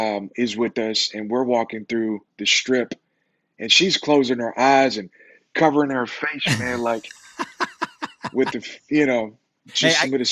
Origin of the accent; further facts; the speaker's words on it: Las Vegas, Nevada, United States; And so, yeah, man, so you can imagine growing up in Vegas, super fast. The life is fast in Vegas.